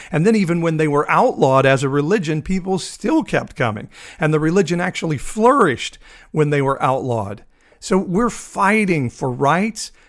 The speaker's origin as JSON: {"language": "English", "country": "United States", "said": "as an American, as a Republican and as an evangelical"}